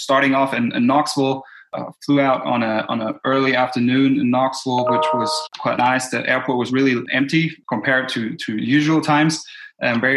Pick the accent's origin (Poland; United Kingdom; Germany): Germany; moved away as an adult; now in Tennessee, United States; Originally, I'm from Germany and I moved here to Tennessee due to school.